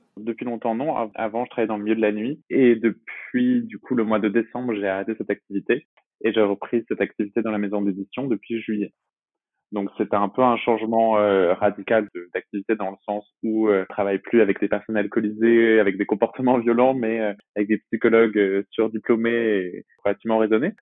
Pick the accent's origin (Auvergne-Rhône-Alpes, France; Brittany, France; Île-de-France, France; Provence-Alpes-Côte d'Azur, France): Brittany, France; Brest; now in Aubervilliers, France; je suis originaire de Brest en Bretagne